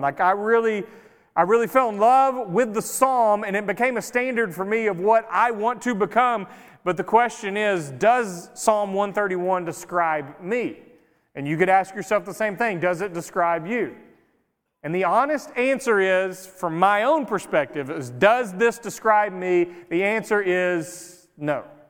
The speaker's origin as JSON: {"language": "English", "town": "Greenville", "country": "United States", "tie": "born or raised there", "moved": "yes", "lives_now": "White Oak, United States", "said": "I grew up in Greenville in a city, so I'm used to just noise all the time."}